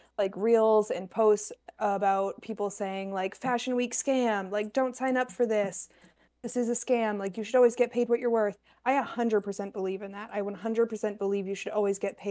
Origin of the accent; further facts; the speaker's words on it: New Hampshire, United States; now in Rhode Island, United States; I grew up in New Hampshire